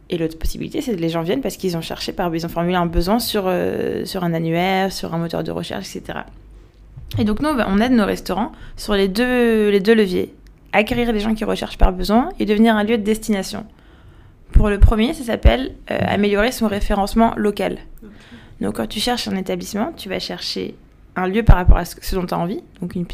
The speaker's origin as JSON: {"language": "French", "town": "Paris", "region": "Île-de-France", "country": "France", "tie": "born or raised there", "also_born_or_lived": "Algiers, Algeria", "said": "Non, en fait je suis née à Paris. J'ai grandi à, j'étais à Paris de 0 à 4 ans. De 4 à 7 j'étais à Alger, de 7 à 15 à Paris, de 15 à 18 à Alger, puis ensuite je suis repartie en France."}